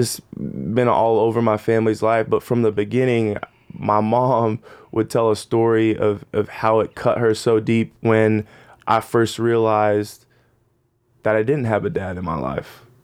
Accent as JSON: {"language": "English", "town": "Phoenix", "region": "Arizona", "country": "United States", "tie": "born or raised there", "said": "I grew up in Phoenix, Arizona"}